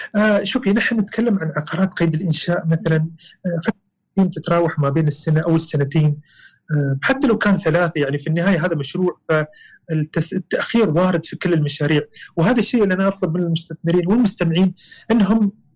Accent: United Arab Emirates; الجماعه عندنا الاماراتيين

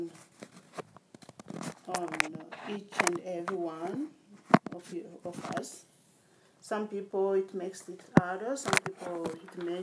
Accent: DR Congo; We are from Congo in Africa, my country Congo, which was colonized by Belgium

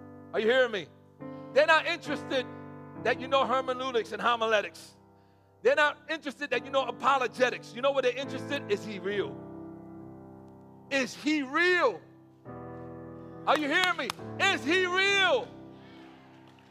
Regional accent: New York City, New York, United States; I'm from the Bronx, and there's not many pools in the Bronx

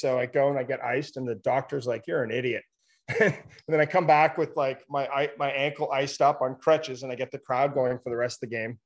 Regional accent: Ottawa, Ontario, Canada; now in British Columbia, Canada; I'm from Ottawa. Yeah, I'm in BC now, but um, born and raised in Ottawa.

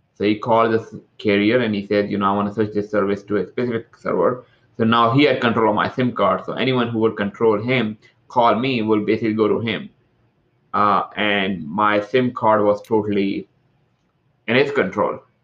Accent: Toronto, Ontario, Canada; now in California, United States; I'm from Toronto, uh, I live in California

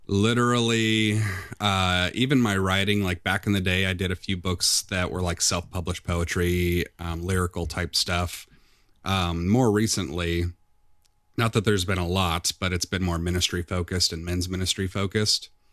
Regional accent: Midwest, United States; moved away as an adult; also born or lived in Nashville, Tennessee / Decatur, Illinois; I'm from a small town in the Quad City area

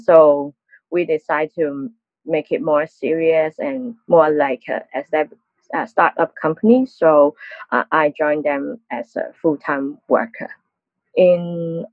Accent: Hong Kong; I'm working in a local social media platform called Arm Channel TV in Hong Kong

